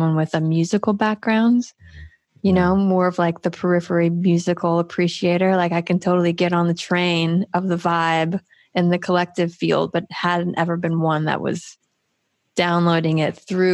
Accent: Daytona Beach, Florida, United States; moved away; also born or lived in Washington State; I grew up in Daytona

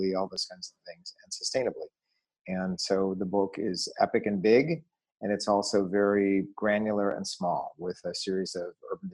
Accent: Detroit, Michigan, United States; growing up in Detroit in the 1970s

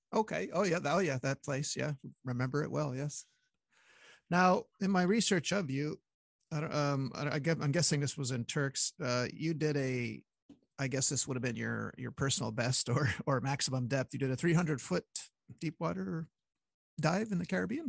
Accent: Montreal, Quebec, Canada; when you're from Montreal, you go to hockey games

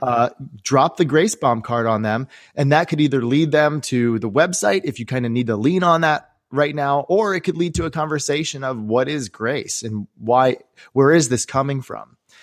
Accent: Maryland, United States; I grew up here in the Maryland area

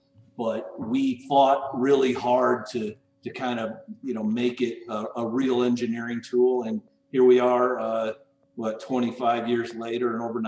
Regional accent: Phoenix, Arizona, United States; I grew up here in Arizona in Phoenix area and, moved here in 76.

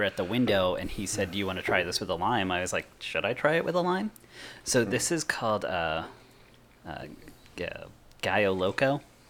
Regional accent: New England, United States; I'm from New England, so I grew up like that too.

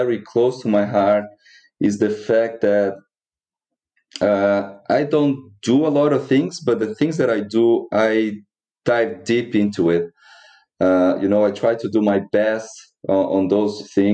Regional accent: Brazil; moved away as an adult; now in New Zealand; I was born in Brazil

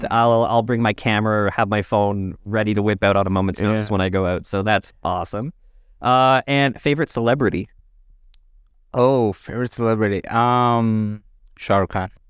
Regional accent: Saudi Arabia; now in London, Canada; I grew up in Saudi Arabia, so I've been eating it my whole life.

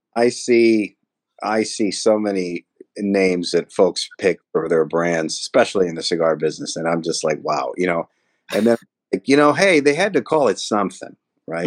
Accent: Elizabeth, New Jersey, United States; I grew up in Elizabeth, New Jersey

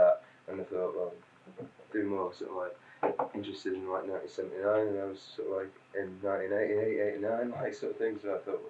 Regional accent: Manchester, North West England, United Kingdom; born there; Well, like, I was born in Manchester anyway, and so like, all the relatives and all that come there

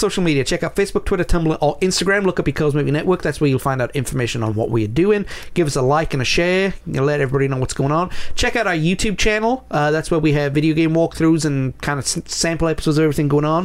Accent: United Kingdom; I'm British

